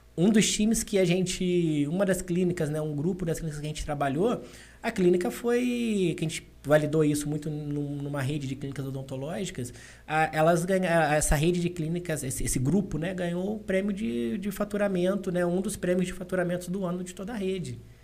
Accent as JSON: {"language": "Portuguese", "town": "Valença", "region": "Rio de Janeiro", "country": "Brazil", "tie": "born or raised there", "said": "eu sou de Valença. Eu sou ali do interior, jogava bola descalço na rua"}